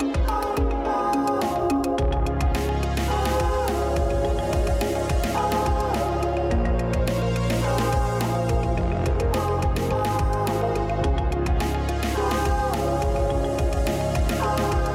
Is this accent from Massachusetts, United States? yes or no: yes; Cape Cod, Massachusetts, United States; we owned a couple boats when I was young and growing up on Cape Cod